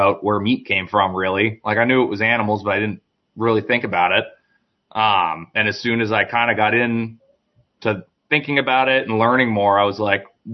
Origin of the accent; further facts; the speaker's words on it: United States; I'm American